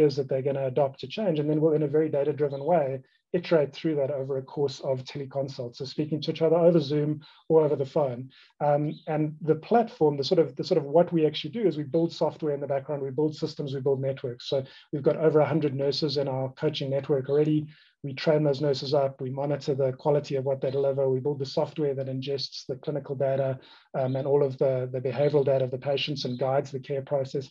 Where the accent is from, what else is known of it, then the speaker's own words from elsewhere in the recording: Cape Town, Western Cape, South Africa; I grew up in Cape Town, South Africa